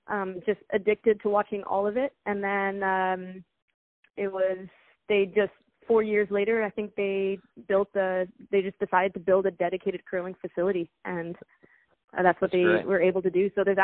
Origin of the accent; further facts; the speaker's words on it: United States; born there; So it's basically my parents are Canadian. I was born in the States, but my parents are Canadian.